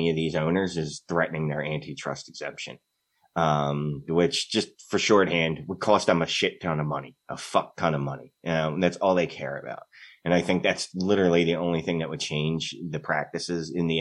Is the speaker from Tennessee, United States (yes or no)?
no; Philadelphia, Pennsylvania, United States; I'm from Philly, so I lived through the process